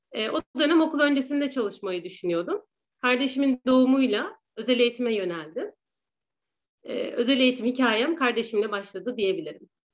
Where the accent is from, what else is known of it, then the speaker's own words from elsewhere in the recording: Ankara, Turkey; 1985 Ankara doğumluyum.